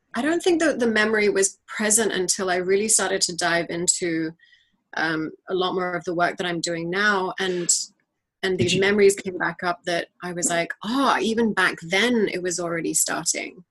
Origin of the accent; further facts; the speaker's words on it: New Territories, Hong Kong; we were raised primarily by my mother in hong kong and our childhood was really as as urban as Hong Kong is. We grew up in the New Territories